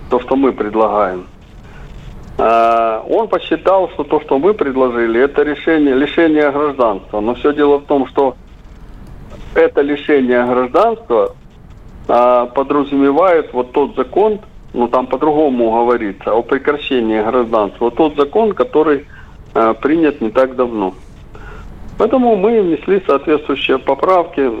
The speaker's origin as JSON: {"language": "Russian", "region": "Crimea", "country": "Ukraine", "said": "я говорю как крымчанин, после воссоединения Крыма с Россией."}